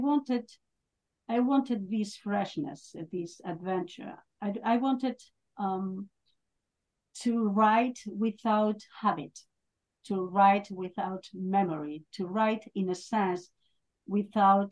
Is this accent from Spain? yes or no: yes; northern Spain, Spain; I'm from Spain, and I'm from the north of Spain